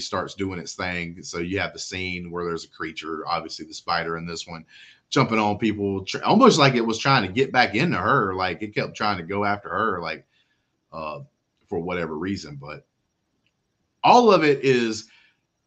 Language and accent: English; United States; as an American